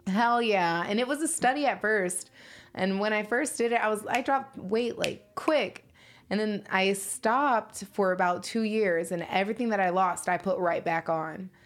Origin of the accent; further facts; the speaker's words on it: Chicago, Illinois, United States; moved away; also born or lived in Indiana; I'm from Chicago, and Um, growing up out there, I mean, I'm really from the hood out there.